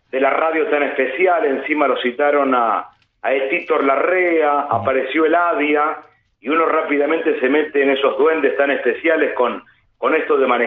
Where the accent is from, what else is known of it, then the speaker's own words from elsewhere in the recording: Bombal, Santa Fe, Argentina; Sí, quizás un poquito menos también, mm. a unos 80 kilómetros de Rosario. Es un pueblo que tiene, a ver, como referencia mediática, mucho más a lo porteño